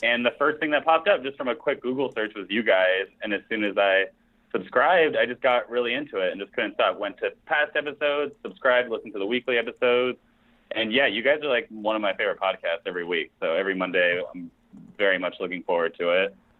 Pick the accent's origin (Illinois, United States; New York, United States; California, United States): California, United States; Los Angeles; I'm um, from Los Angeles, California, born and raised